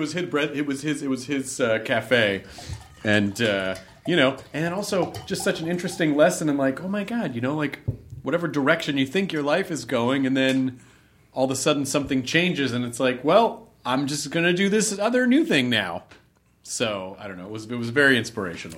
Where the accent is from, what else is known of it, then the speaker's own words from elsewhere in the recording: the South, United States; growing up in the South